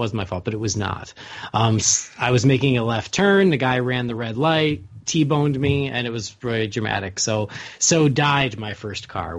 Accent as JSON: {"language": "English", "town": "Lockport", "country": "United States", "tie": "born or raised there", "said": "we finished out high school where we grew up in Lockport."}